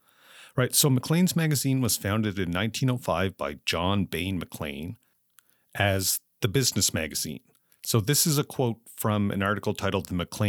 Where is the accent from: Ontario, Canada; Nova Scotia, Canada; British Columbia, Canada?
Nova Scotia, Canada; Amherst; my experiences growing up and moving back to Amherst